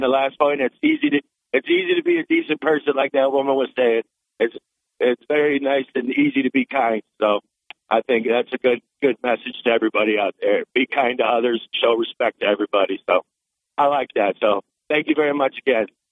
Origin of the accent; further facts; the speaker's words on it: Florida, United States; now in Auburn, United States; I'm originally from Florida, but I moved back home. I was born up here, but raised in Florida. Now I'm back home